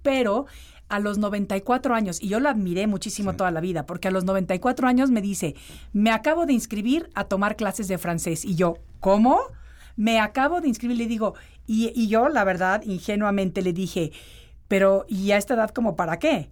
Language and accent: Spanish; Mexico City, Mexico; moved away; de chiquita cuando vivía en la Ciudad de México